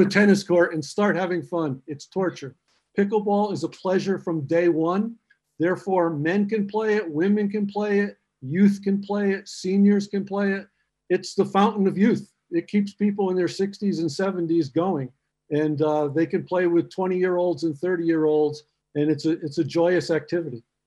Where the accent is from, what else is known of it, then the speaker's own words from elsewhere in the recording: Vermont, United States; moved away as an adult; also born or lived in Free State, South Africa; now in South Africa; my wife and I are from Vermont in the United States